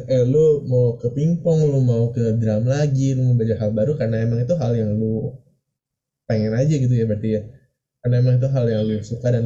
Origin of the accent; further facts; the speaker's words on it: Indonesia; tapi kalau misalnya gue ya gue sebagai orang Indo gitu ya